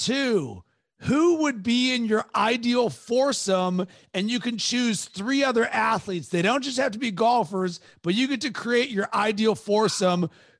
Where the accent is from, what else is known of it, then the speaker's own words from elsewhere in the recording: Pittsburgh, Pennsylvania, United States; I'm from Pittsburgh originally. I'm a diehard Penguins fan.